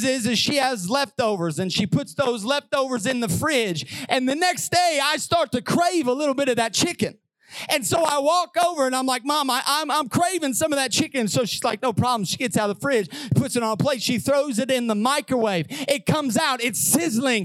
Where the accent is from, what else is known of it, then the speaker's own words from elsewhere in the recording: Southern Illinois, United States; growing up in Southern Illinois, we fried everything